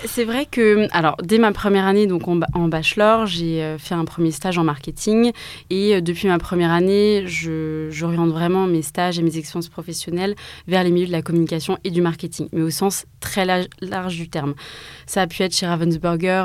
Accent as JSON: {"language": "French", "town": "Mulhouse", "region": "Grand Est", "country": "France", "tie": "born or raised there", "also_born_or_lived": "Strasbourg", "said": "Je suis née à Mulhouse, en Alsace, et je suis partie donc à 18 ans à Strasbourg"}